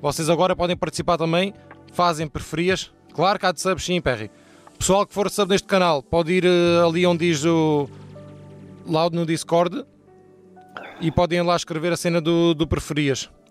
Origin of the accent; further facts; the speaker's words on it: Portugal; also born or lived in United States; eu nasci nos Estados Unidos e vim para Portugal com 5 anos